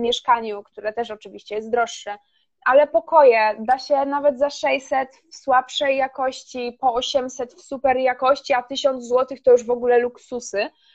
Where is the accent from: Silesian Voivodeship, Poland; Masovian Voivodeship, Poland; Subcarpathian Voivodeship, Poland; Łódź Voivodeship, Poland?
Silesian Voivodeship, Poland; ja jestem ze Śląska i e, do Katowic mam 40 minut autem